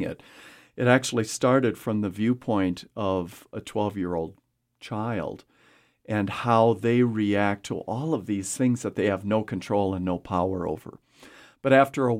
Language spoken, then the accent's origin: English; a small town in Wisconsin, United States; born or raised there; now in Casper, United States